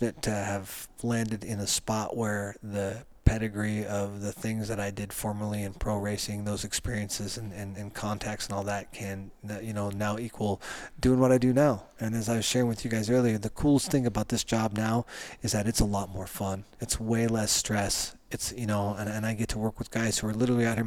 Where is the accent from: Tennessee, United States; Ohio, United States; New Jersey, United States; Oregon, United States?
Oregon, United States; Bend; Bend, Oregon's my hometown